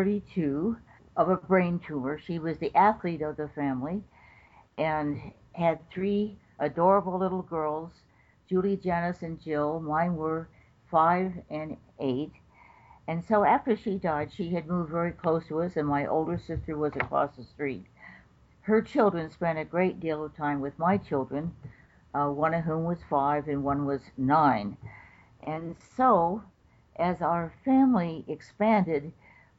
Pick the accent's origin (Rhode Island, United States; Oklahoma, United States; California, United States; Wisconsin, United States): California, United States; Los Angeles; also born or lived in Palos Verdes; I grew up in Los Angeles. I was born in a place called, well, it was Palos Verdes, but we moved to Los Angeles when I was